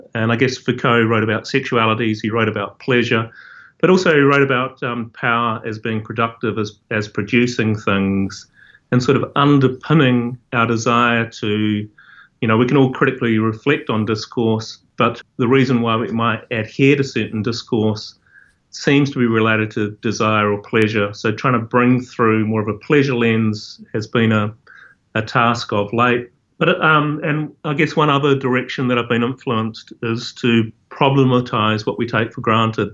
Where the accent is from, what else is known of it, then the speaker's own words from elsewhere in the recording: New Zealand; I grew up in Aotearoa, New Zealand